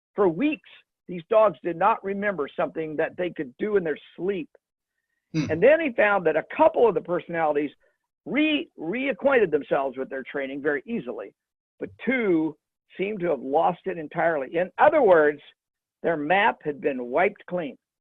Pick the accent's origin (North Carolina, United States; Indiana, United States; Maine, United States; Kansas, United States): Kansas, United States; my home state, Kansas